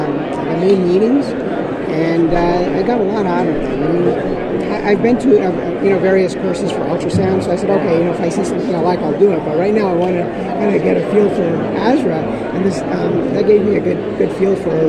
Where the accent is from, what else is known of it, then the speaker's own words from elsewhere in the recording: New Jersey, United States; I'm from New Jersey.